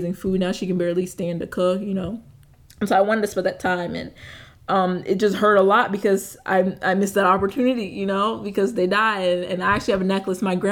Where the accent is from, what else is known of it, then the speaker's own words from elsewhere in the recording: United States; I'm Haitian. I'm Haitian American. My parents were born in Haiti. I was born here.